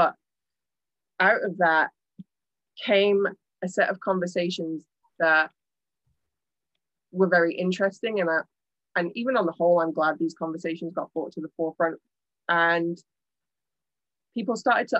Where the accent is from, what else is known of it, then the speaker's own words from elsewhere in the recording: India; Yeah, as a fellow Indian, I also love.